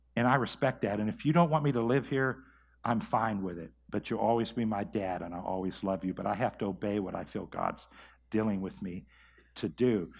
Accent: Mahoning Valley, Ohio, United States; also born or lived in Tulsa, Oklahoma; come back here to my hometown and to start Believers Church.

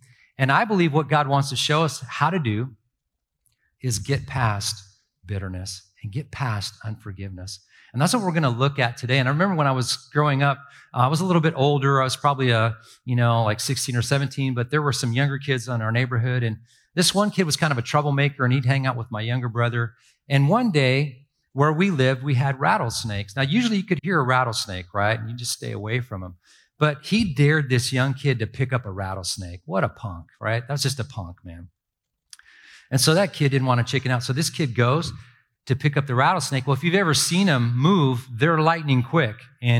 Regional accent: Ireland; now in United States; And honestly, I'm this Irish kid, right? And I don't have a big family. We're immigrants.

